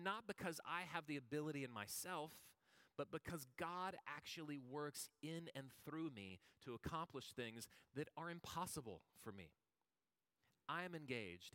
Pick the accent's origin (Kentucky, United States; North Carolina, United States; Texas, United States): Texas, United States; the Texas coast, United States; I grew up on the Texas coast and grew up close to water.